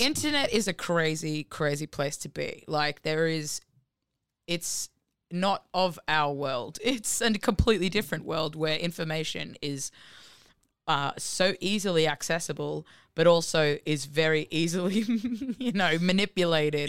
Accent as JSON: {"language": "English", "town": "Gold Coast", "region": "Queensland", "country": "Australia", "moved": "as an adult", "said": "I'm from the Gold Coast, and I moved here only three years ago"}